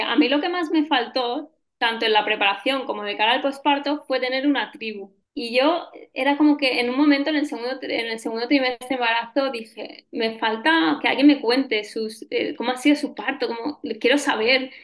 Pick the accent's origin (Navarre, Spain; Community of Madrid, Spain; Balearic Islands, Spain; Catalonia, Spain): Balearic Islands, Spain; Ibiza; soy nacida en Ibiza y actualmente vivo aquí en la isla.